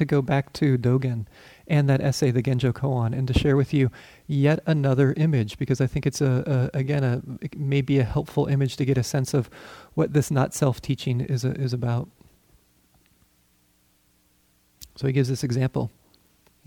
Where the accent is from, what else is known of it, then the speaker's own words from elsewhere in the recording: Colorado, United States; I grew up in Colorado